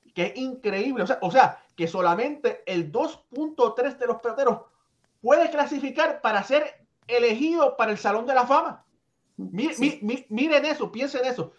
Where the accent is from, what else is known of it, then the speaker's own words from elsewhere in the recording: Puerto Rico; yo soy eh, boricua de padres cubanos